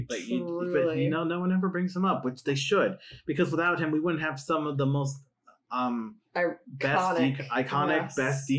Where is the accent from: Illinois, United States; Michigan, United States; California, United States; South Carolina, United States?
Michigan, United States; we live in Michigan and that's our capital city.